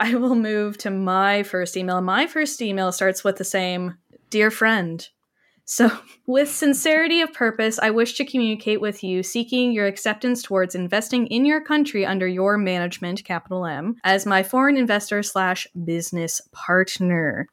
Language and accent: English; Canada; I'm speaking as obviously a Canadian